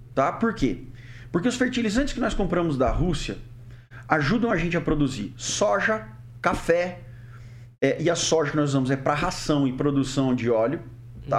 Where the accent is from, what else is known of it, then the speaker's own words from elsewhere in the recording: Brazil; also born or lived in Germany; eu, como brasileiro